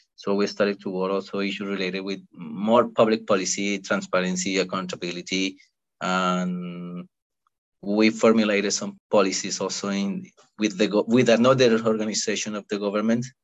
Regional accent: Cali, Valle del Cauca, Colombia; moved away as an adult; now in London, United Kingdom; I'm from a city called Cali, which is which has like two and a half million people, and is in the southwest of Colombia

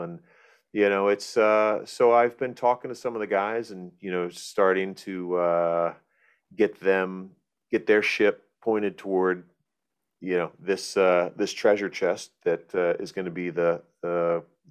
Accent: Florida, United States; I grew up in Florida

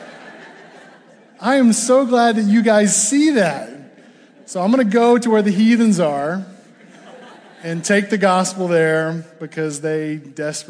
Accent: Arkansas, United States; moved away as an adult; also born or lived in Fort Smith, Arkansas; now in Ames, United States; I am from Arkansas.

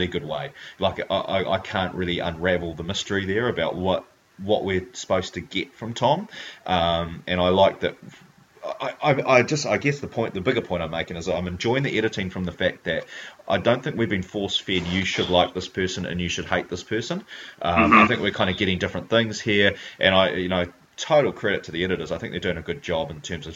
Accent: Hamilton, Waikato, New Zealand; she's a fellow Hamiltonian

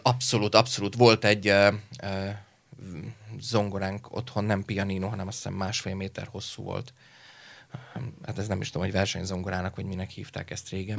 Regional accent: Leányvár, Komárom-Esztergom, Hungary; Egy kis is Vábfaluban, Leányváron, ö, nevelkedtem egyébként Eszter Gom és Pilis Csaba között majdnem félúton

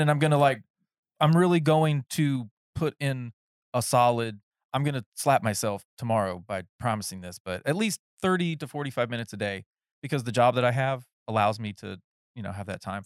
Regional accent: North Carolina, United States; moved away; I was raised in North Carolina in the woods

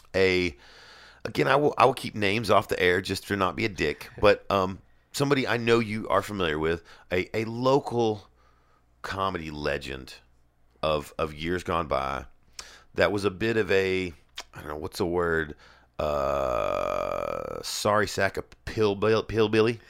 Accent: the South, United States; I'm from the South.

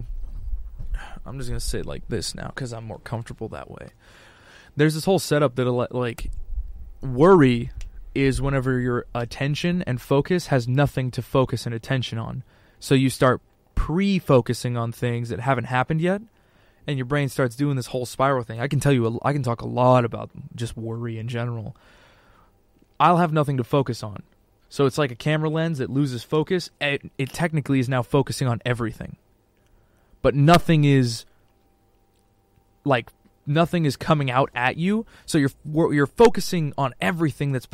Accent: Montana, United States; I come from Montana

